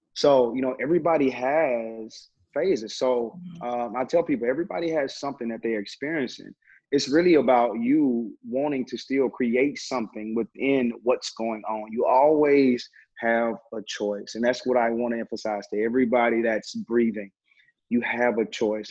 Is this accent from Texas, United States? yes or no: yes; Terrell, Texas, United States; now in Dallas, United States; I hail all the way from Terrell, Texas